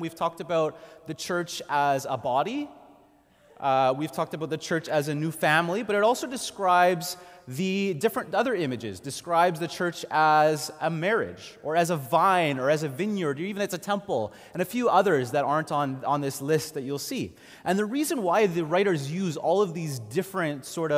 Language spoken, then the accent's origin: English; Montreal, Quebec, Canada; I grew up in Montreal going to a small Anglican church